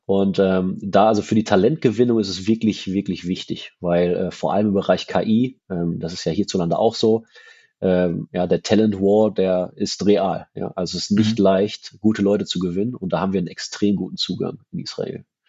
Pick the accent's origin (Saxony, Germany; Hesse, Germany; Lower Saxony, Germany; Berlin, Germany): Berlin, Germany; als Berliner